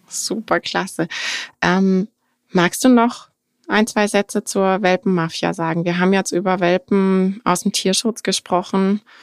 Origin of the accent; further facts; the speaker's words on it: Germany; bei uns in Deutschland